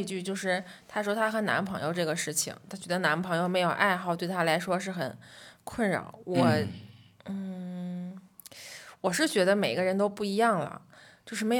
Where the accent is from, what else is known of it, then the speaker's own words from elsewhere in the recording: Tianjin, China; now in Wuhan, China; 但作为一个天津人，在武汉这种漂泊感，我多多少少还是能共情一些的。来武汉上学五年，说长不长，说短不短。说我对武汉熟悉吧，我永远是个外地人。说我对天津有很浓的感情吗？其实也越来越淡。